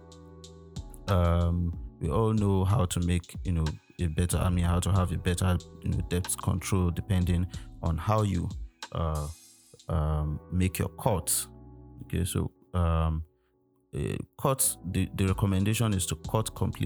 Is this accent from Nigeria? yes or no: yes; Nigeria; as a Nigerian citizen